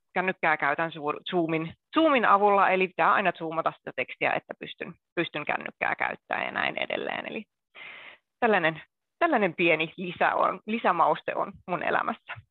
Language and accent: Finnish; Akaa, Pirkanmaa, Finland; now in Helsinki, Finland; Tällä hetkellä asun Helsingissä. Alun perin oon kotoisin Pirkanmaalta, Akaan Toijalasta, eli pienen kaupungin ihmisiä